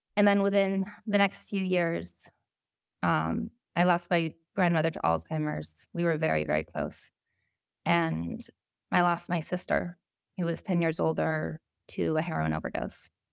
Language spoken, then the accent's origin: English; Vermont, United States; I grew up in Vermont